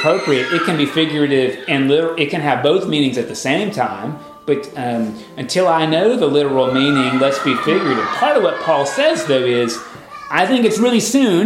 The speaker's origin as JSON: {"language": "English", "country": "United States", "said": "as an American"}